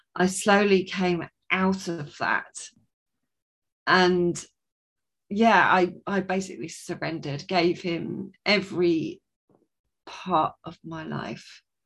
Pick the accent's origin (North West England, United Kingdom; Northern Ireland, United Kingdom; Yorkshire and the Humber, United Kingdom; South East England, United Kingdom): South East England, United Kingdom; Sussex; I am from Sussex in England, so just on the south coast there